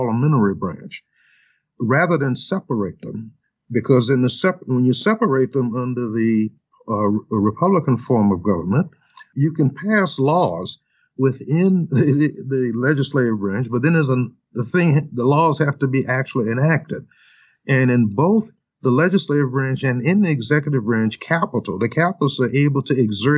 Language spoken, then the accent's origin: English; New Orleans, Louisiana, United States; now in Minnesota, United States; my home state in Louisiana and New Orleans